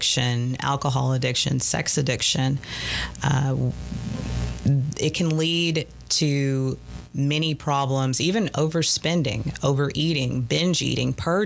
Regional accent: the South, United States; we're from the South

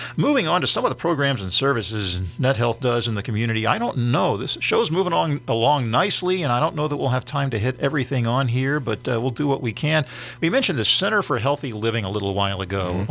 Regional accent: Philadelphia, Pennsylvania, United States; moved away as an adult; now in East Texas, United States; When I was growing up in Philadelphia, going to college at Temple University back 40, 45

